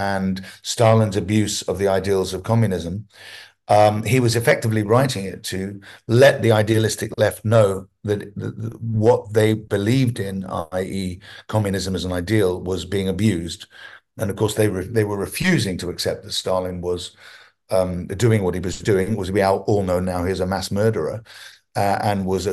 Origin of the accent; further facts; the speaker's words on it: London, United Kingdom; also born or lived in Hampstead, England / Wales / America; I was brought up in almost a Welsh commune, if you like, in North London.